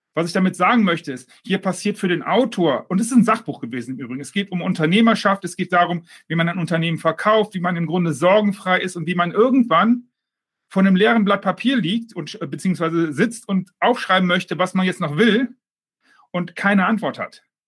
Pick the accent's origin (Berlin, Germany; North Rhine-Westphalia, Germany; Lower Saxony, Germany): North Rhine-Westphalia, Germany; Düsseldorf; now in Mallorca, Spain; Als Düsseldorfer ähm, äh, Fortuna-Fan